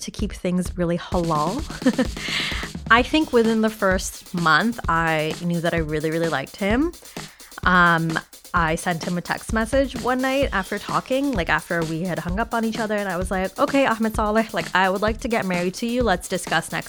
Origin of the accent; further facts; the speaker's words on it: Toronto, Ontario, Canada; I was born and raised in Toronto, but my parents are Bangladeshi